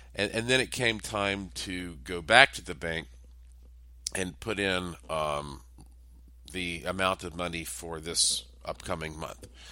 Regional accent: Asheville, North Carolina, United States; also born or lived in Las Vegas, Nevada; my hometown of Asheville, North Carolina

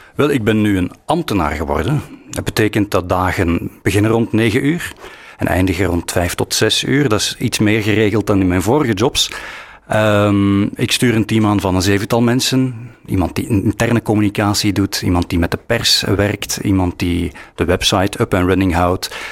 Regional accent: Flanders, Belgium; wie we zijn als Vlamingen

